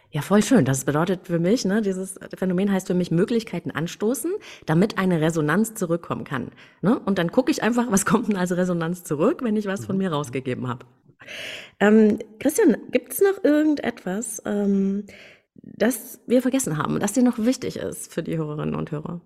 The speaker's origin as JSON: {"language": "German", "region": "East Germany", "country": "Germany", "tie": "born or raised there", "said": "ich bin in der DDR geboren. Ich hätte nie gedacht, dass, dass die mal ein Ende haben würde, als ich da so aufwuchs"}